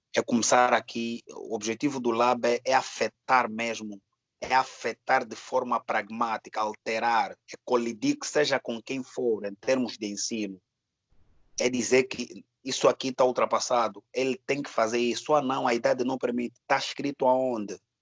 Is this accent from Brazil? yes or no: no; Angola; Eu sou angolano